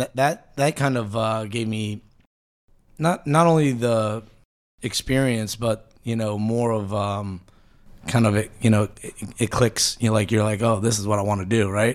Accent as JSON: {"language": "English", "town": "Tampa", "region": "Florida", "country": "United States", "tie": "born or raised there", "also_born_or_lived": "Buffalo, New York"}